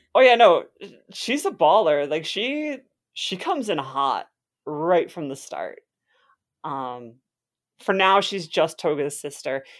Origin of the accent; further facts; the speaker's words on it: Wisconsin, United States; I am from Wisconsin, where there is plenty of alcohol available to minors at all times